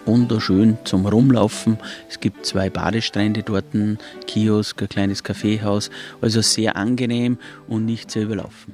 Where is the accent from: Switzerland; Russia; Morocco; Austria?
Austria; Hintersee, Salzburg; ich bin zwar in Salzburg geboren, aber ich bin ein gewaschener Hinterseer, also ein Einheimischer und bin hier groß geworden.